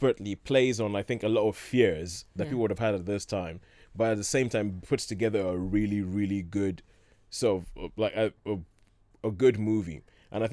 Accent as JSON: {"language": "English", "country": "Nigeria", "tie": "born or raised there", "said": "growing up in Nigeria, we always had all sorts of ants"}